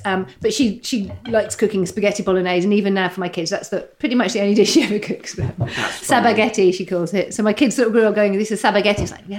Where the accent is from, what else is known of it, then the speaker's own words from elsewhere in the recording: Saudi Arabia; born there; also born or lived in Qatar; I was born in Saudi. So my dad worked over there.